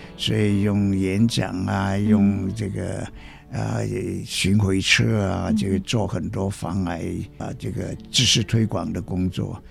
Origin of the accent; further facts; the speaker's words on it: Guangzhou, Guangdong, China; moved away as an adult; also born or lived in Zhongshan / Hong Kong; now in Taiwan; 出生在广州